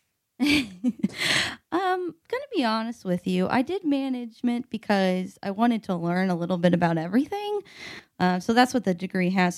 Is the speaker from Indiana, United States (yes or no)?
yes; Evansville, Indiana, United States; moved away as an adult; also born or lived in West Lafayette, Indiana; now in Indianapolis, United States; I'm from Evansville, Indiana